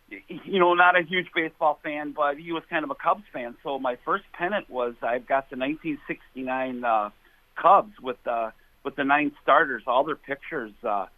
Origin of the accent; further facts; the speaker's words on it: Chicago, Illinois, United States; I was born in Chicago